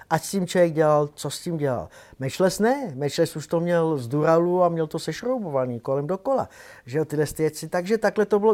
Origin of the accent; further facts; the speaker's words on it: Prague, Czechia; taky jsem Pražák